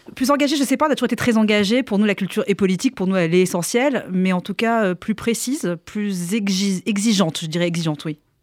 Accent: Avignon, Provence-Alpes-Côte d'Azur, France; Je suis née à Avignon

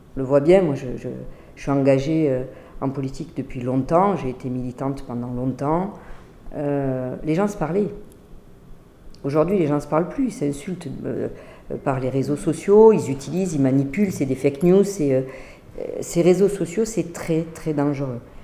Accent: Montpellier, Occitania, France; je suis de Montpellier

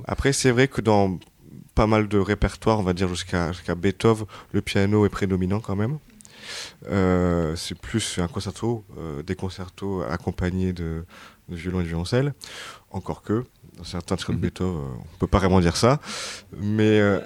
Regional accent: France; on est français

